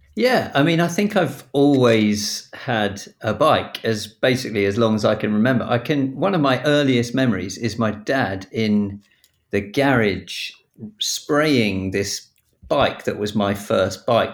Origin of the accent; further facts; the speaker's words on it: Battle, South East England, United Kingdom; I grew up in Battle down in East Sussex